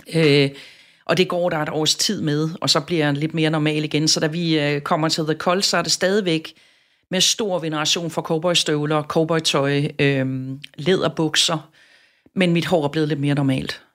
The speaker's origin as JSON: {"language": "Danish", "area": "Southern Jutland", "region": "Southern Denmark", "country": "Denmark", "tie": "born or raised there", "moved": "as an adult", "lives_now": "Copenhagen, Denmark", "said": "Jeg er vokset op i Sønderjylland"}